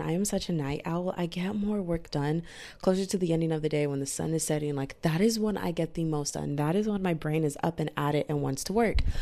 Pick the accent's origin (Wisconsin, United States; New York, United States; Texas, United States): Texas, United States; I am from Texas, I'm in America